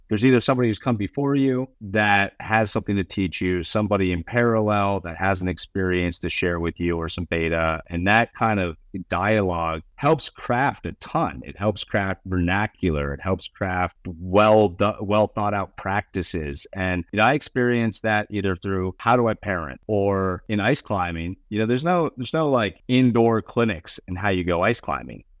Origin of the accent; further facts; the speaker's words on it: Bozeman, Montana, United States; also born or lived in Connecticut; I grew up in Bozeman, Montana